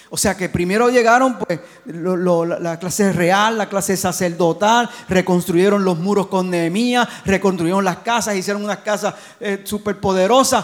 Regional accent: Gurabo, Puerto Rico; de Gurabo, de mi pueblo

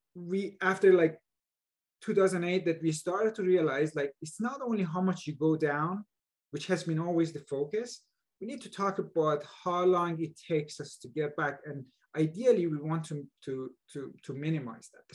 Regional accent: Iran; moved away as an adult; also born or lived in Buffalo, United States; now in Bay Area, United States; I was born and raised in Iran uh, where there are major earthquakes

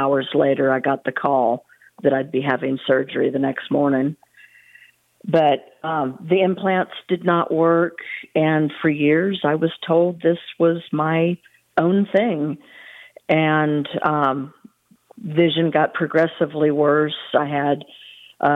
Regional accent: California, United States; now in Texas, United States; I live in Texas. I grew up in California

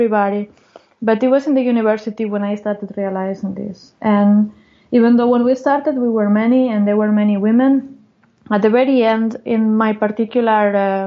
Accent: Gijón, Asturias, Spain; moved away; also born or lived in Oviedo / Santander; I was born in Gijón, that is one town in the Atlantic coast in the north. Mm-hmm. And I went to the university in Oviedo, that is very close

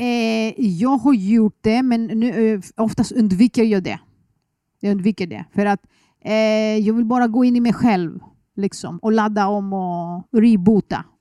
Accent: Athens, Attica, Greece; Swedish is a second language; moved away as an adult; now in Sweden; Jag föddes i Aten

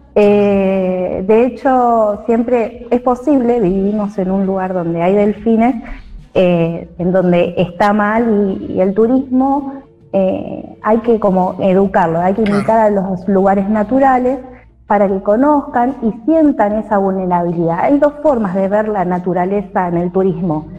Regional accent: Santa Teresita, Buenos Aires Province, Argentina; Vivo en Santa Teresita, nací en Santa Teresita

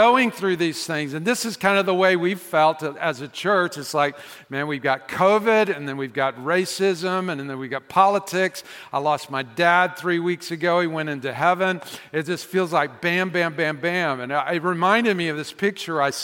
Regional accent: the South, United States; I'm from the South

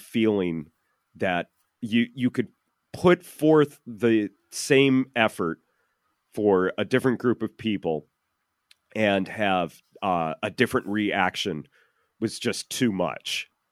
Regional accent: Chicagoland area, Illinois, United States; I'm from the Chicagoland area

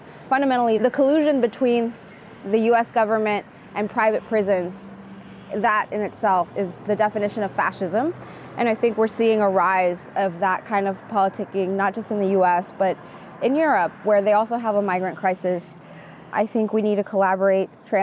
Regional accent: Phoenix, Arizona, United States; I was born in Phoenix, Arizona. My parents were undocumented. I grew up under Sheriff Joe Arpaio in Maricopa County

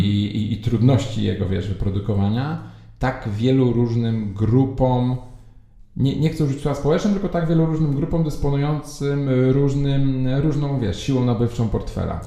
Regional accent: Warsaw, Masovian Voivodeship, Poland; ja jestem z Warszawy, to od razu zaznaczam, od dziecka z Mokotowa, obecnie mieszkam w Saskiej Kępie

